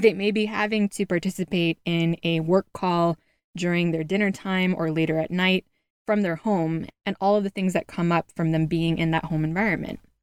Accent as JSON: {"language": "English", "region": "California", "country": "United States", "tie": "born or raised there", "moved": "yes", "said": "out in California, my home state"}